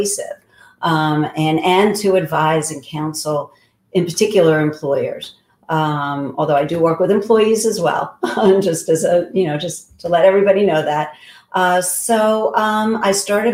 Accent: New York City, New York, United States; moved away as an adult; also born or lived in Massachusetts / Pennsylvania; now in New Jersey, United States; I grew up in Whitestone, Queens.

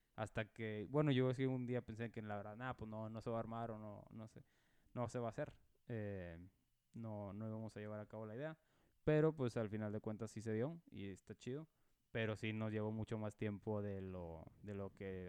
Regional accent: Monterrey, Nuevo León, Mexico; now in Dallas, United States; yo nací en, Monterrey, Nuevo León

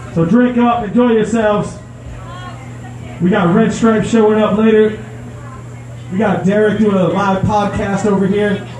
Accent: Sarasota, Florida, United States; I'm from Sarasota

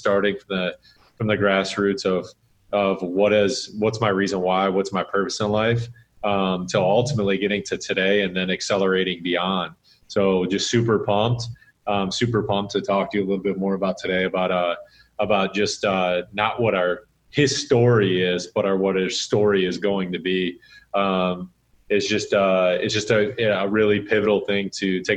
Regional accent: Sterling Heights, Michigan, United States; born or raised there

